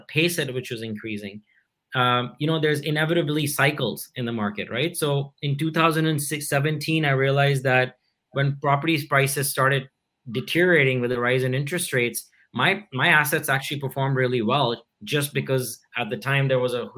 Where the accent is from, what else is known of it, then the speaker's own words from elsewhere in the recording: India; I grew up in India